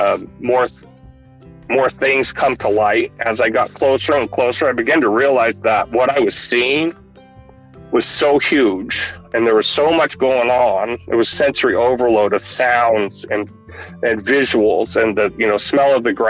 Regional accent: Washington, United States; I'm from Washington State

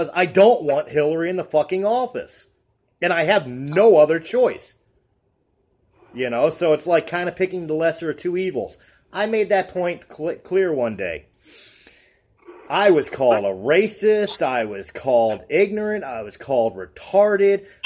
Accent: United States; also born or lived in Colorado; I am an American-born, German descent white male.

